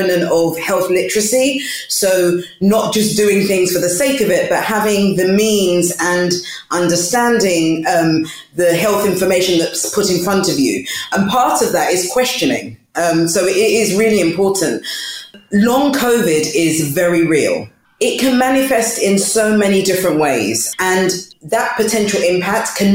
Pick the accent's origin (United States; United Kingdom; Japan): United Kingdom; London; I was born and bred in East London, but originally from Ghana